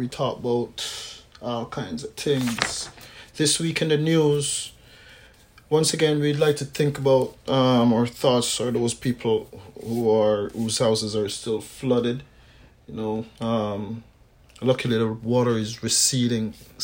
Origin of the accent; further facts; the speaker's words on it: Canada; I grew up here in Canada